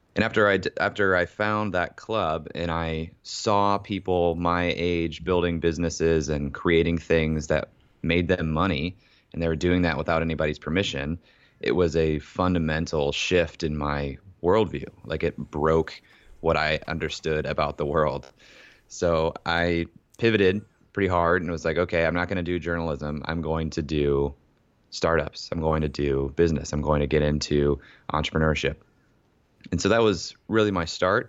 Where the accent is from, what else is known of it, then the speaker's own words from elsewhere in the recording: Ohio, United States; also born or lived in Columbus, Ohio; I was born and raised in Ohio